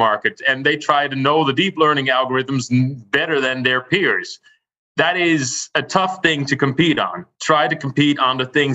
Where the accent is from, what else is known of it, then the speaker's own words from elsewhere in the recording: Rotterdam, South Holland, Netherlands; my hometown of Rotterdam